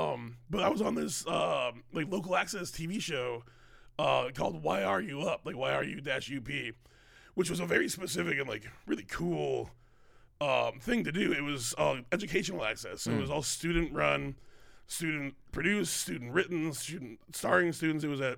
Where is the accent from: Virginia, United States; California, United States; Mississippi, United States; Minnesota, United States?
Minnesota, United States; Bloomington; I grew up in Minnesota, in Bloomington, Minnesota.